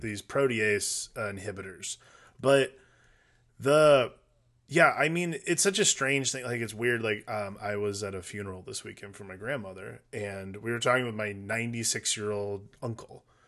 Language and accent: English; Midwest, United States; also born or lived in Noblesville, Indiana; growing up in the Midwest